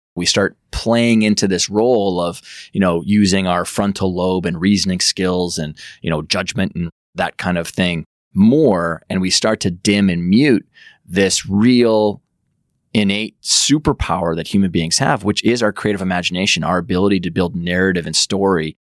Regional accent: Medicine Hat, Alberta, Canada; I'm from Western Canada, grew up on a big farm and ranch outside of Medicine Hat, Alberta, in middle of nowhere

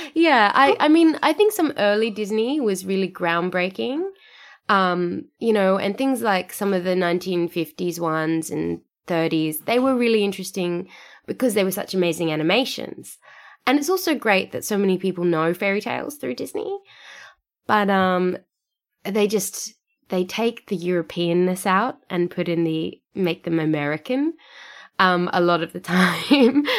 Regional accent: Sydney, New South Wales, Australia; moved away as an adult; now in Perth, Australia; Sydney, which is my, you know, my hometown

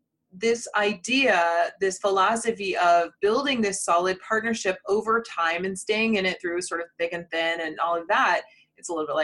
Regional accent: United States; being very American

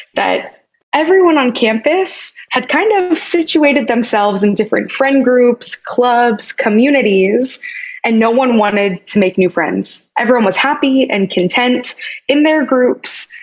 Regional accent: Kansas, United States; moved away; where my journey started growing up in Kansas

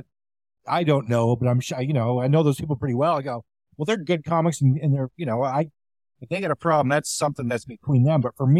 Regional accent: Canada; now in Seattle, United States; I said, well, I'm Canadian.

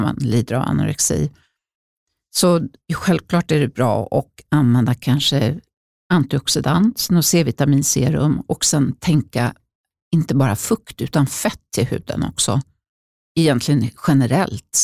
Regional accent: Uppsala, Uppsala County, Sweden; när jag växte upp i Uppsala

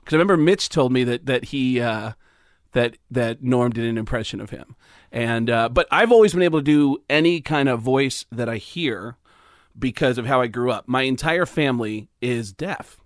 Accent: Mount Vernon, New York, United States; I grew up in New York, outside the Bronx in Mount Vernon

